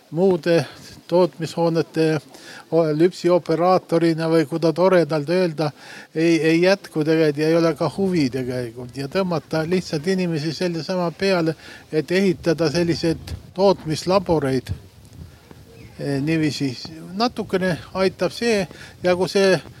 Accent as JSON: {"language": "Estonian", "town": "Põlva", "region": "Põlva County", "country": "Estonia", "moved": "yes", "lives_now": "Tartu, Estonia", "said": "ma olen ka Põlvast pärit ja, ja suurem osa nüüd pool elu Tartus elanud"}